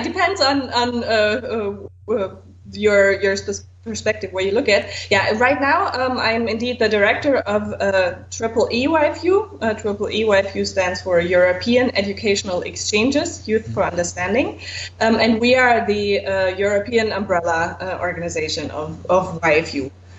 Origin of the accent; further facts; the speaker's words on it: Tübingen, Baden-Württemberg, Germany; moved away as an adult; also born or lived in Hamburg / Tanzania / United States; now in Brussels, Belgium; I was born and raised in the southern part of Germany. Tübingen, close to Stuttgart. Uh-huh. I lived in Hamburg for many, many years. I would consider this also my home.